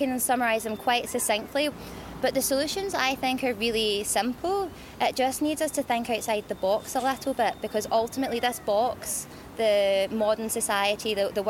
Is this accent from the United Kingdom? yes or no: yes; Scotland, United Kingdom; it's amazing to have COP26 here in my hometown.